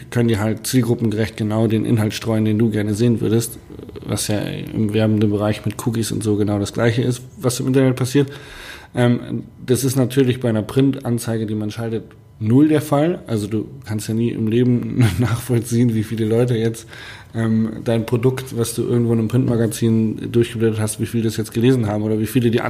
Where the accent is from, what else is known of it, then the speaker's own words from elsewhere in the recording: Hanover, Lower Saxony, Germany; Man ich komme, ja ich aus Hannover und ganz viele meiner Freunde aus Hannover